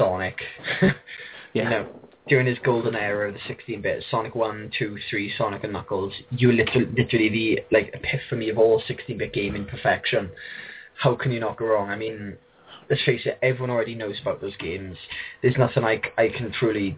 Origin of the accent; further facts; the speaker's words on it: South Wales, United Kingdom; I grew up around here in South Wales